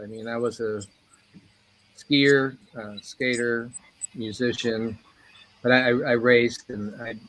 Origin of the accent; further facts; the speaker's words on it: Los Angeles, California, United States; moved away as an adult; also born or lived in Santa Fe, New Mexico; growing up in Los Angeles, it was a wild ride.